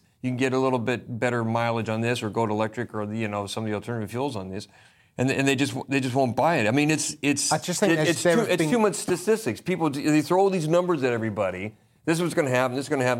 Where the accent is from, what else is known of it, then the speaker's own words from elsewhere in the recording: Pacific Northwest, United States; I'm obviously American. I go back to America, and I'm from the Northwest, where people drive the largest, most expensive pickup trucks they can possibly find.